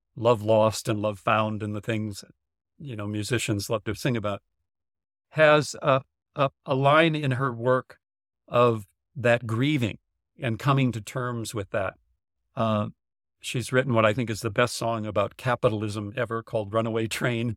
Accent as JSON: {"language": "English", "region": "North Dakota", "country": "United States", "tie": "born or raised there", "said": "growing up in North Dakota."}